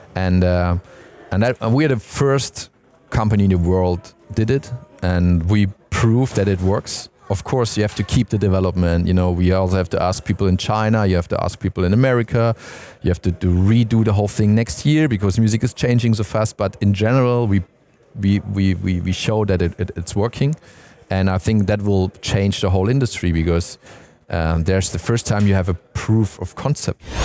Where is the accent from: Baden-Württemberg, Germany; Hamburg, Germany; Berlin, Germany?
Baden-Württemberg, Germany; Stuttgart; I'm from Stuttgart